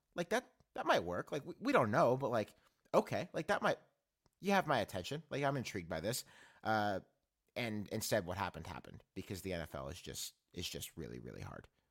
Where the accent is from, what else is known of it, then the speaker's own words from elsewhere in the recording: Mount Lebanon, Pennsylvania, United States; moved away; also born or lived in Maryland; I'm from Pittsburgh, or I'm from Mount Lebanon